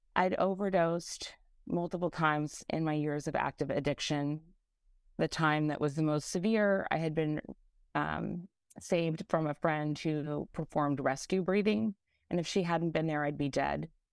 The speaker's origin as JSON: {"language": "English", "region": "California", "country": "United States", "tie": "born or raised there", "moved": "yes", "lives_now": "New York City, United States", "said": "While I wa-, while I'm now in New York City, I was born and raised in California"}